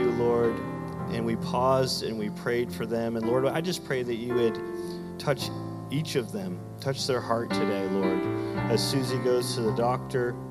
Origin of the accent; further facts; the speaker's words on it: Canada; moved away; my hometown in Canada